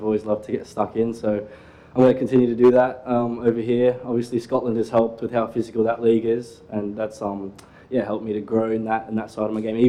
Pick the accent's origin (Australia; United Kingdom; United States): Australia; also born or lived in South Africa; I came over to Australia when I was 9 months, so pretty much one year old. And, yeah, I don't know any better. I'm Australian through and through